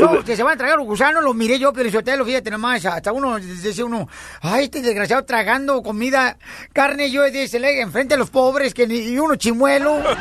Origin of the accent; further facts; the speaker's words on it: Jalisco, Mexico; Soy del estado de Jalisco, el estado más hermoso de la República Mexicana, paisano